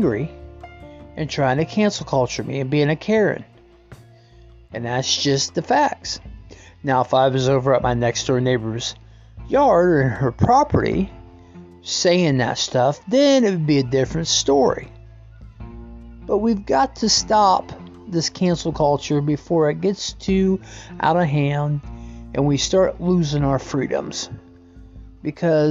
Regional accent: United States

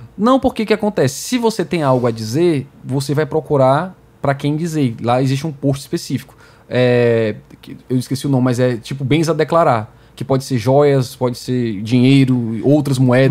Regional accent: Fortaleza, Ceará, Brazil; mesmo que eu e você tenhamos nascido aqui no Brasil. Uhum. Eu em Fortaleza

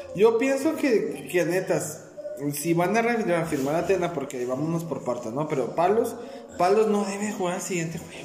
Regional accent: Ciudad Juárez, Chihuahua, Mexico; nosotros somos de Ciudad Juárez

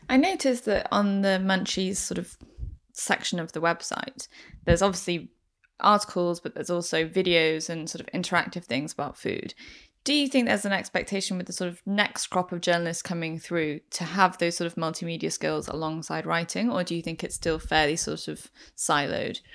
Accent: Manchester, North West England, United Kingdom; moved away; I'm from Manchester originally

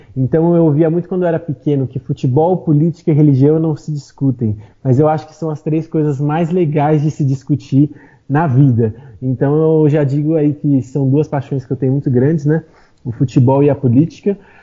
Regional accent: Atibaia, São Paulo, Brazil; moved away as an adult; now in São Paulo, Brazil; Eu sou de Atibaia. É uma cidade que fica no interior de São Paulo

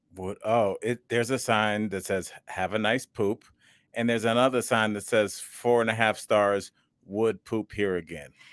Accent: Cleveland, Ohio, United States; I'm from Cleveland and that was our team

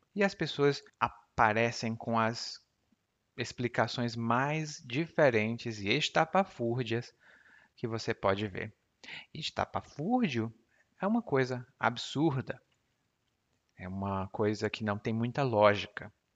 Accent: Brazil; first language Portuguese; eu não sinto como brasileiro falante nativo de português

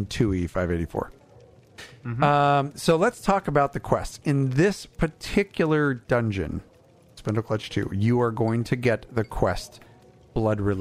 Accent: Southern California, United States; I'm from Southern California

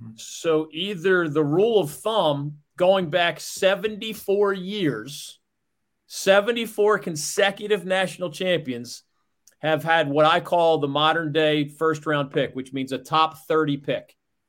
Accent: Philadelphia, Pennsylvania, United States; moved away; as Villanova, of course, is located in Philadelphia, which was my hometown at the time, and it's a very pro-sports city.

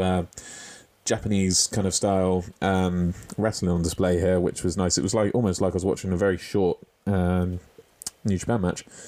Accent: United Kingdom; As a Brit

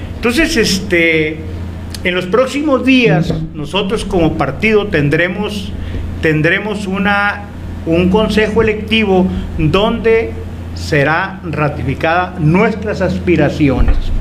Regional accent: Etchojoa, Sonora, Mexico; mi municipio de Chojoa

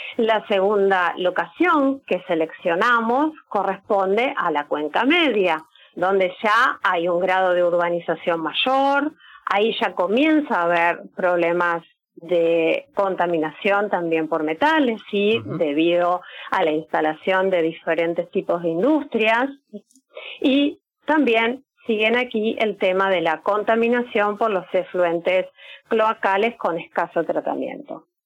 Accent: Lanús, Buenos Aires Province, Argentina; also born or lived in Salado basin; yo soy de, de Lanús

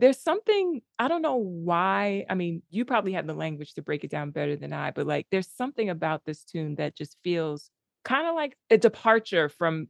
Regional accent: New York City, New York, United States; I'm from the Bronx.

